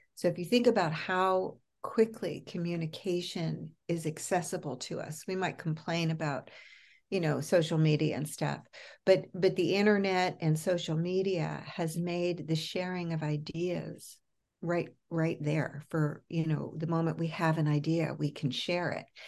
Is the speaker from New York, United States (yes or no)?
yes; New York, United States; moved away as an adult; also born or lived in California / Los Angeles; now in Berkeley, United States; I'm a New Yorker